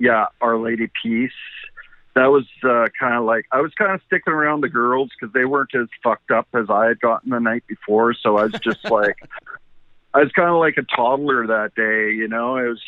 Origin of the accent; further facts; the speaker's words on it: Canada; And I started talking to them, and they found out I was from Canada